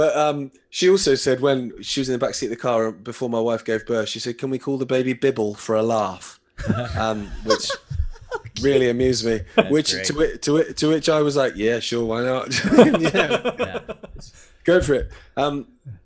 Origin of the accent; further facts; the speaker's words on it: England, United Kingdom; I'm English